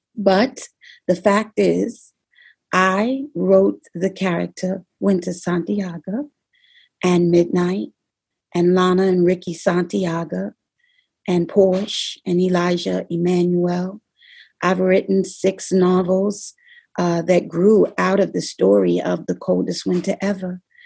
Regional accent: New York City, New York, United States; I'm from the Bronx. I'm not from Brooklyn

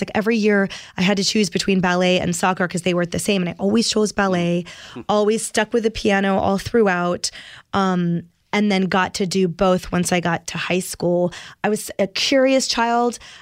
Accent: Oakland, California, United States; I was born in Oak Knoll Naval Hospital in Oakland, California.

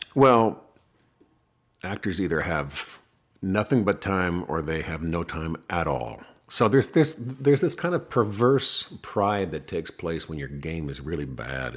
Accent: Ridgewood, New Jersey, United States; now in Los Angeles, United States; I was born in Ridgewood

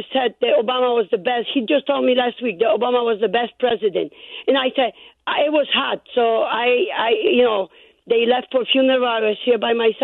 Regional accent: Poland; now in Chicago, United States; I come from Poland

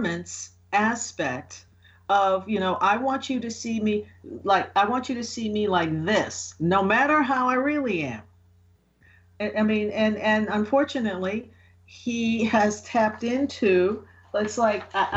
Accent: New York, United States; I'm from New York

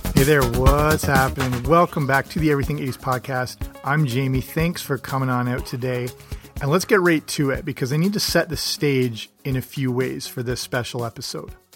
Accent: Canada; I'm Canadian

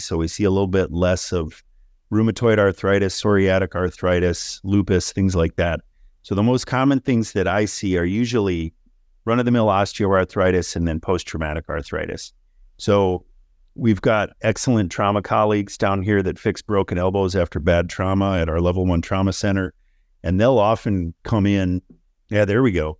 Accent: Minnesota, United States; moved away; I grew up in Minnesota

